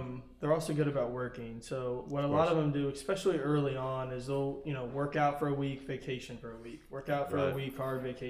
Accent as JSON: {"language": "English", "town": "Harrisonville", "region": "Missouri", "country": "United States", "also_born_or_lived": "Los Angeles", "said": "I'm from Kansas City. I'm actually from Harrisonville"}